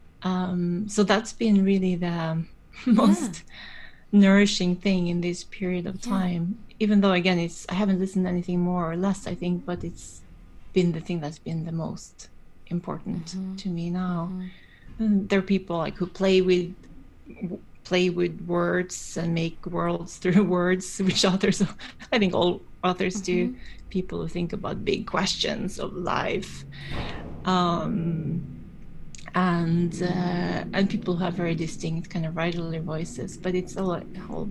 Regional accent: Norway; I grew up in Norway

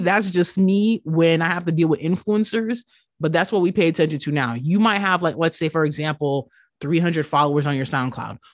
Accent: New York, United States; growing up in New York, being plus size

